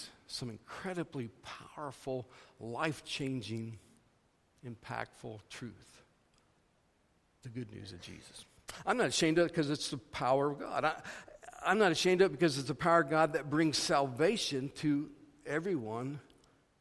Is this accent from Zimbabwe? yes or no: no; Missouri, United States; moved away as an adult; also born or lived in Iowa; I grew up in Missouri, but my wife and I have done most of our years of ministry in Iowa, and we're recently back in Missouri